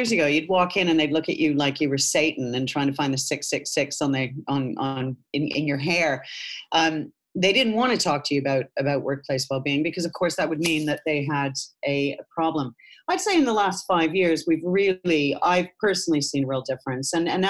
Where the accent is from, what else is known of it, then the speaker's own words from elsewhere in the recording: Canada; moved away; I came over from Canada about 26 years ago now.